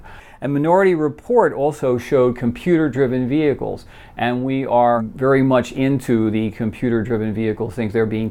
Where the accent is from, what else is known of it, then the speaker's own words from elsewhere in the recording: New York City, New York, United States; New York City right now, which is my hometown